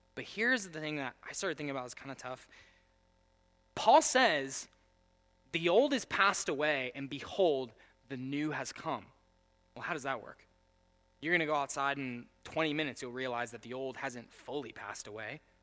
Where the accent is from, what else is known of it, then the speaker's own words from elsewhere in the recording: United States; I'm the only American